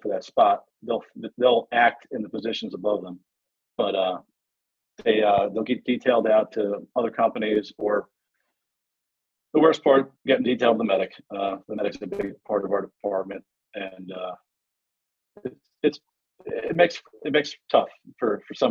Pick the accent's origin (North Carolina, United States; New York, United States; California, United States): New York, United States; Long Island; moved away as an adult; now in Baltimore, United States; I'm actually from Long Island, New York originally. Moved down here to Baltimore about 17 years ago now.